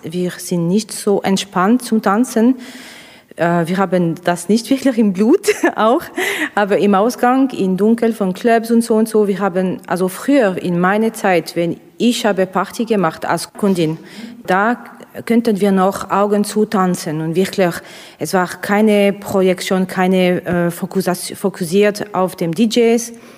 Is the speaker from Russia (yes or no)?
yes; Russia; German is a second language; now in Switzerland; ich komme aus Russland